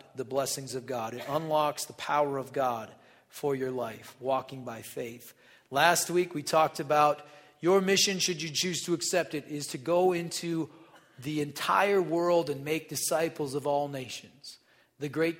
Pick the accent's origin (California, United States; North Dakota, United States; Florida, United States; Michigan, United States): North Dakota, United States; I'm from North Dakota